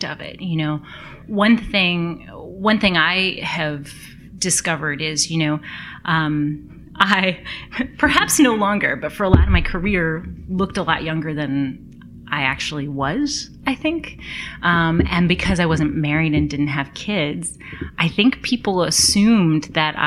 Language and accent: English; United States; being an American